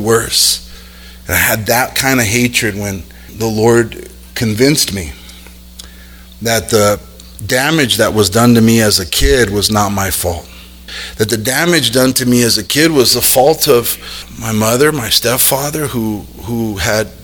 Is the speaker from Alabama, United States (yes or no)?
no; South El Monte, California, United States; also born or lived in Los Angeles; I grew up born in L.A. and grew up in South El Monte